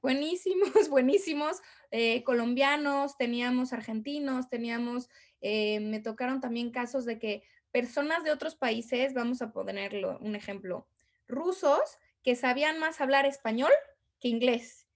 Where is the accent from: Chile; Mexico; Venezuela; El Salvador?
Mexico; moved away as an adult; now in Abu Dhabi, United Arab Emirates; soy mexicana